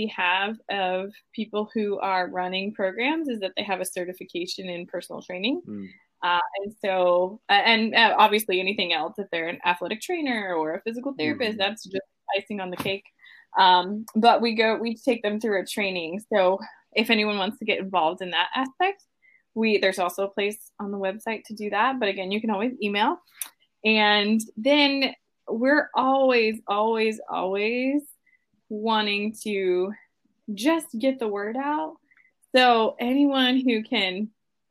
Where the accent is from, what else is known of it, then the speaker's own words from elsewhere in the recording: Midwest, United States; growing up in the Midwest